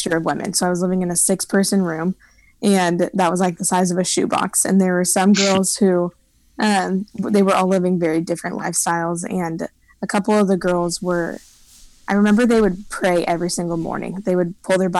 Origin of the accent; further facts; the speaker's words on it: Lenexa, Kansas, United States; now in Nashville, United States; I am originally from Lenexa